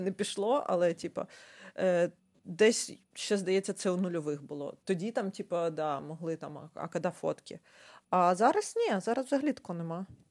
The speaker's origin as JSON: {"language": "Ukrainian", "country": "Ukraine", "said": "Я з України"}